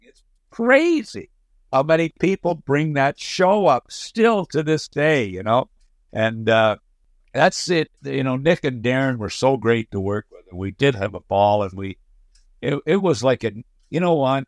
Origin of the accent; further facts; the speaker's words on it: Summerside, Prince Edward Island, Canada; moved away as an adult; also born or lived in Montreal / Florida; now in United States; born in uh, Summerside, PEI, had a had an amazing childhood living in Summerside